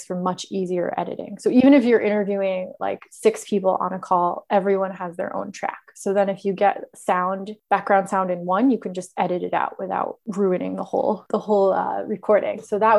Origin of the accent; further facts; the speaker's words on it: United States; You have just the accent. I'm too American.